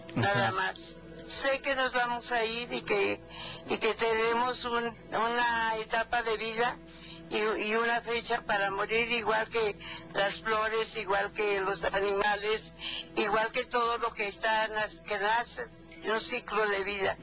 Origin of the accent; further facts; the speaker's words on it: Jalisco, Mexico; Yo soy de Jalisco